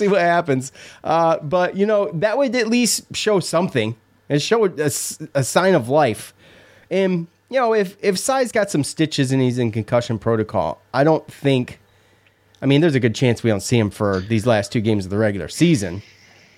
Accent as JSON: {"language": "English", "town": "Syracuse", "region": "New York", "country": "United States", "tie": "born or raised there", "said": "growing up, we didn't have much growing up in Syracuse"}